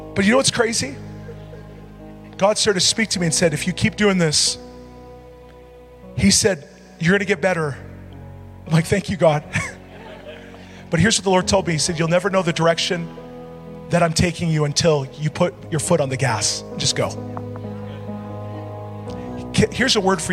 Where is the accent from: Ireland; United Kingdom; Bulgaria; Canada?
Canada; Edmonton, Alberta; I'm from Edmonton